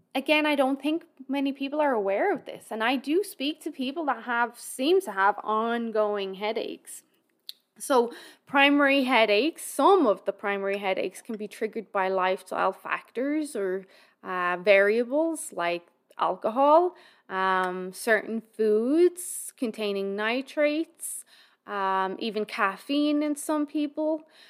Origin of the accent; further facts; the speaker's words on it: Ireland; now in Alberta, Canada; we're all Irish